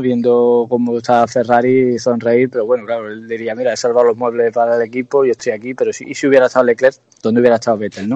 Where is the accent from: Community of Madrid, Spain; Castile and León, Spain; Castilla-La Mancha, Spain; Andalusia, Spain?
Andalusia, Spain; Jerez de la Frontera; yo soy jerezano, estoy aquí en mi tierra